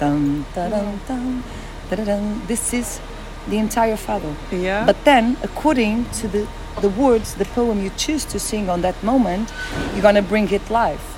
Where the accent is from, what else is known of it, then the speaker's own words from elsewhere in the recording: Braga, Norte, Portugal; I'm from Braga. It's a city nearby.